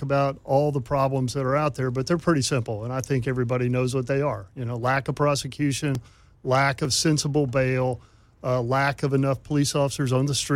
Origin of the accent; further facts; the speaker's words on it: Memphis, Tennessee, United States; This is my hometown